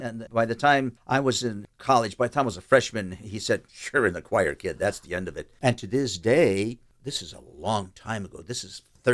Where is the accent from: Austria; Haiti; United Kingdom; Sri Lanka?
Austria; Tyrolean Alps of Austria; now in United States; I was born in the Tyrolean Alps of Austria, where they yodel